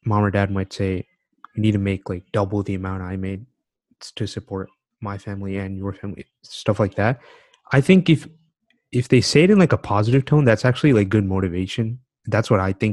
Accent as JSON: {"language": "English", "country": "United States", "tie": "born or raised there", "said": "I'm living in America. I'm growing up in America"}